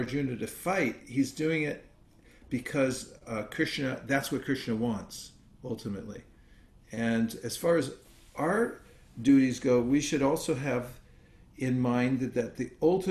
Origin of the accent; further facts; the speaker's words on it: Lafayette, California, United States; Berkeley, California, which is not too far from my hometown in Lafayette